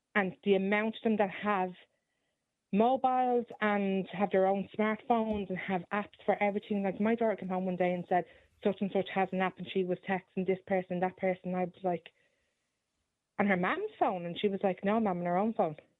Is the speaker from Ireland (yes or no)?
yes; Dublin, Leinster, Ireland; I grew up in Dublin and I, I don't live in Dublin anymore